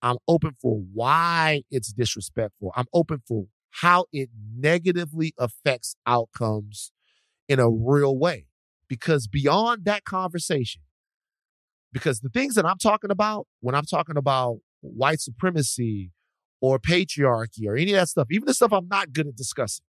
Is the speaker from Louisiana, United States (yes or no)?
yes; Louisiana, United States; now in Los Angeles, United States; I grew up in Louisiana